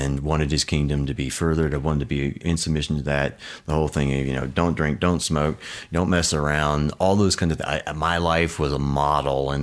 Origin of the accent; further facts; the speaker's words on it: Oklahoma, United States; also born or lived in Baltimore, Maryland; we moved to Oklahoma from Baltimore to a little farm and double wide trailer